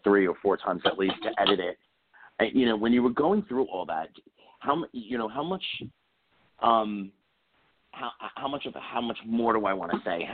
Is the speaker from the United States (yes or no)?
yes; New York City, New York, United States; I grew up in New York City.